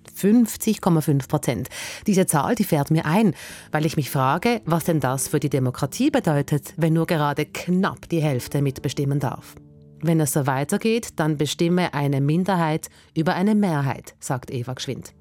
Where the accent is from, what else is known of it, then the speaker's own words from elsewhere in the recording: Switzerland; bei uns in der Schweiz